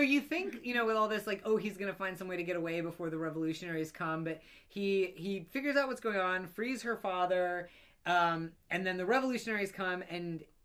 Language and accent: English; Georgia, United States; I grew up in Georgia.